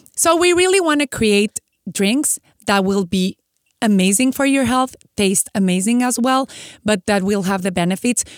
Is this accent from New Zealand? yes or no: no; Mexico; moved away as an adult; now in San Diego, United States; I'm from Mexico